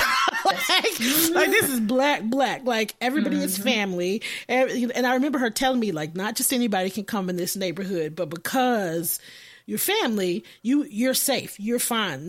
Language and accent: English; Austin, Texas, United States; I'm from Austin